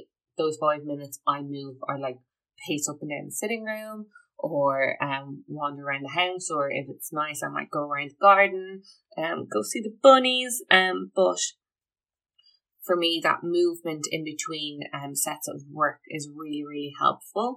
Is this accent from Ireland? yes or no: yes; Ireland; I'm Irish. We love our tea.